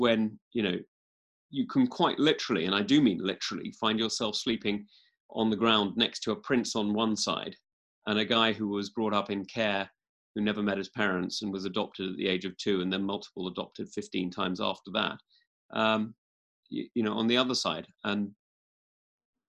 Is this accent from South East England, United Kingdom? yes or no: yes; East Kent, South East England, United Kingdom; I'm actually from East Kent rather than West Kent